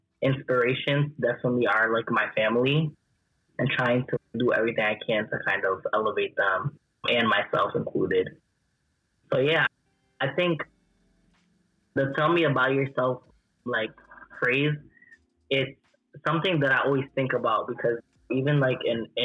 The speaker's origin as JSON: {"language": "English", "town": "Central Falls", "region": "Rhode Island", "country": "United States", "tie": "born or raised there", "said": "Born and raised in Rhode Island, from Central Falls"}